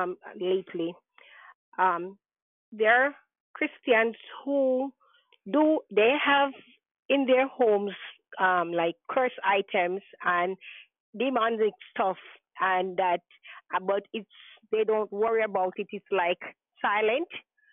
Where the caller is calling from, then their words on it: New York, United States; New York.